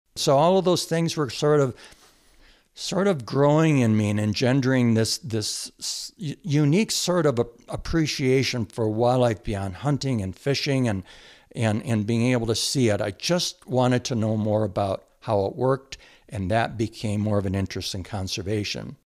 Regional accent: Michigan, United States; also born or lived in Jackson Hole, Wyoming; now in Montana, United States; I grew up and was very fortunate to grow up in the country, in a rural area of Michigan

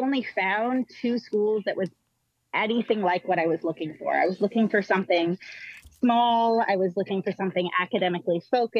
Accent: Sarasota, Florida, United States; I'm from Sarasota.

